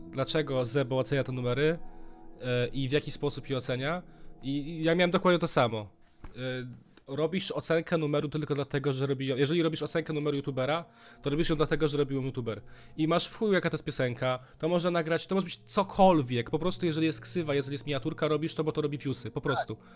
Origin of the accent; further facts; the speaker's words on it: Warsaw, Masovian Voivodeship, Poland; jesteśmy z Warszawki